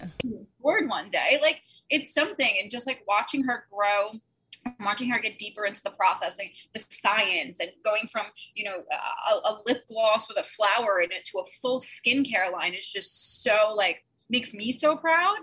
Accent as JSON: {"language": "English", "town": "New York City", "region": "New York", "country": "United States", "also_born_or_lived": "Lower East Side, Manhattan", "said": "I'm originally from Staten Island, New York. I live in Midtown right now"}